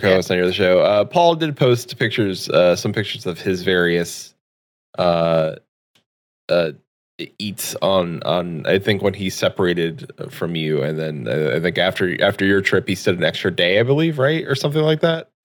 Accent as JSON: {"language": "English", "country": "United States", "said": "as an American"}